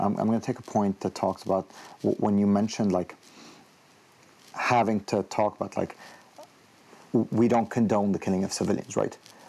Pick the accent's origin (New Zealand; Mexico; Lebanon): Lebanon; moved away; I grew up in Lebanon